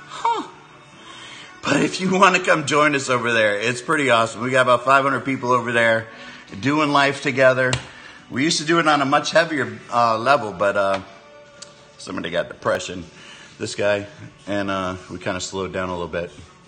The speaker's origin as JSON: {"language": "English", "town": "Clearwater", "region": "Florida", "country": "United States", "said": "I'm from Clearwater, Florida."}